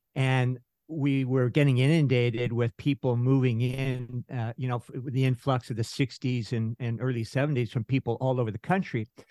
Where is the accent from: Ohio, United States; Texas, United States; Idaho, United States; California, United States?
California, United States; San Francisco; I was born in San Francisco. My, uh, folks were, um, immigrants, so I was born in Little Italy in North Beach